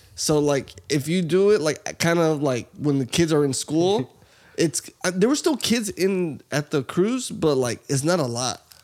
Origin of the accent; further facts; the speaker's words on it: Texas, United States; we're from Texas